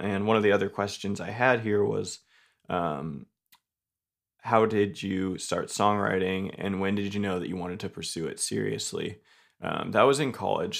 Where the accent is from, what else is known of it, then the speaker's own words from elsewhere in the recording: Homer, Alaska, United States; also born or lived in Soldotna, Alaska; now in Nashville, United States; I was born in Soldotna, Alaska, but I grew up in Homer, Alaska, which is about four hours south of Anchorage.